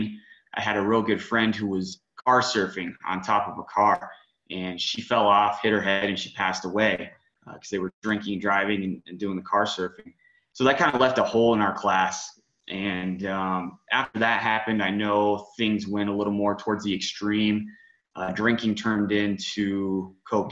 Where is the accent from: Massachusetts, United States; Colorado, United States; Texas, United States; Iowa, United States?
Colorado, United States; Woodland Park; I was born in Woodland Park, which is about 30 minutes outside of the Springs, west of the Springs. Grew up in this town